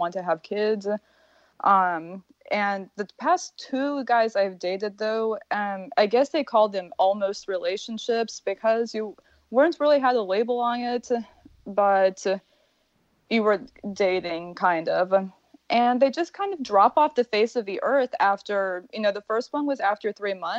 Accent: Midwest, United States; moved away as an adult; now in Florida, United States; I was raised in the Midwest, but from a very, very Eastern European family.

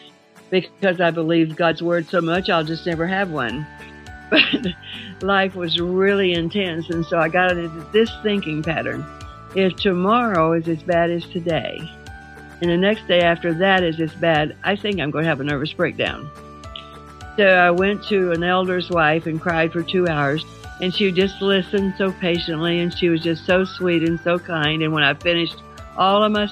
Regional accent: Glasgow, Kentucky, United States; now in Asheville, United States; I am a Kentucky girl

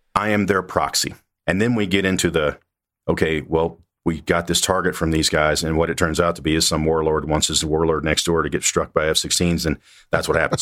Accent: Mississippi, United States; moved away as an adult; I grew up in Mississippi, went to the Air Force Academy

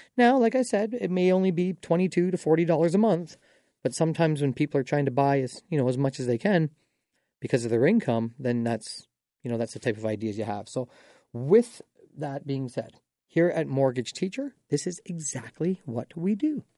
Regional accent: Dorchester, Ontario, Canada; now in London, Canada; I grew up in Dorchester

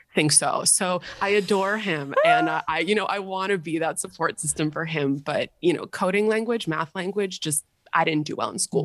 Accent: New York City, New York, United States; growing up in Manhattan in the private school system

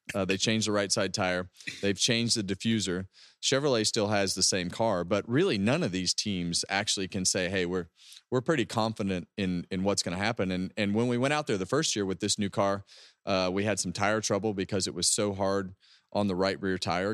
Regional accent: West Coast, United States; I'm from the West Coast

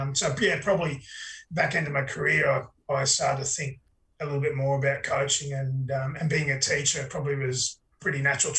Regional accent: Queensland, Australia; And like I said, being a Queenslander, mate, he was just an idol of mine.

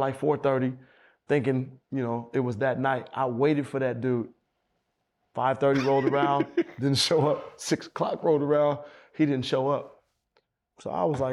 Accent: Oakland, California, United States; I'm from Oakland

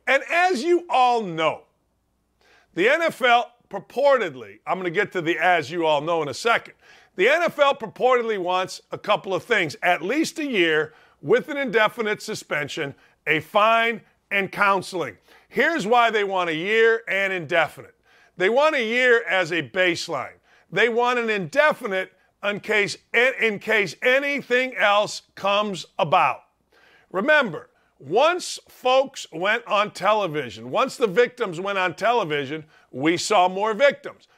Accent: Northwest Indiana, United States; I'm from Northwest Indiana

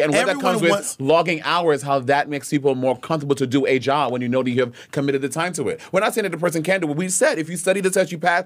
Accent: St. Lucia; moved away; I grew up in St. Lucia, so I went to primary school in St. Lucia

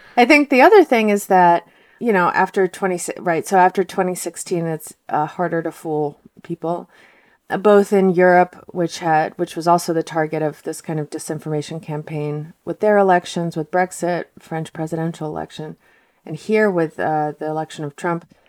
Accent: Moscow, Russia; now in United States; I'm from Moscow, and my parents are from Moscow, but their grandparents, three quarters of them were from Ukraine.

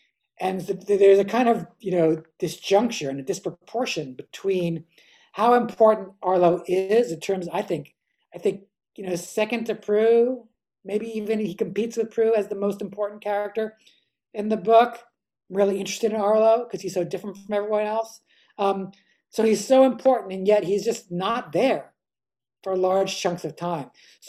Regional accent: East Coast, United States; whereas I grew up on the East Coast

